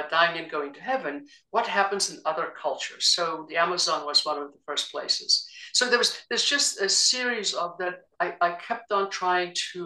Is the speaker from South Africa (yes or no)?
yes; South Africa; now in United States; I grew up in South Africa during the apartheid era